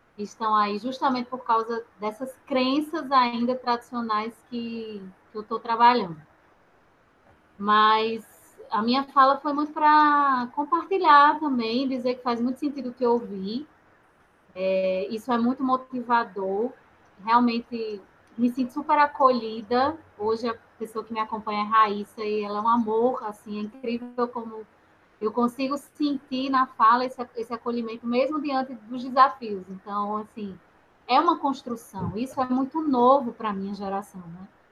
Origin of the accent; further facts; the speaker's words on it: Natal, Rio Grande do Norte, Brazil; now in Rio de Janeiro, Brazil; também sou nordestina, sou de Natal. Ah! Moro, né, moro no Rio